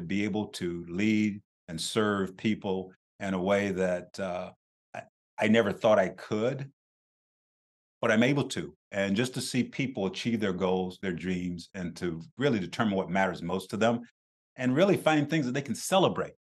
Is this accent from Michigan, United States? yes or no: no; South Carolina, United States; I grew up very poor in South Carolina